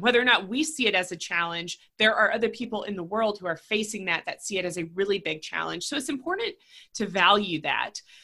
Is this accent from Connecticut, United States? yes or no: no; Raleigh, North Carolina, United States; I, am born and raised in Raleigh. I still have family here